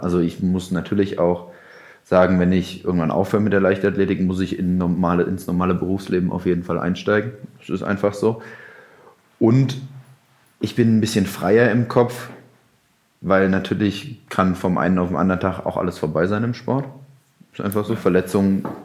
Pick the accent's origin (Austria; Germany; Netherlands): Germany; Mainz, Rhineland-Palatinate; als Mainzer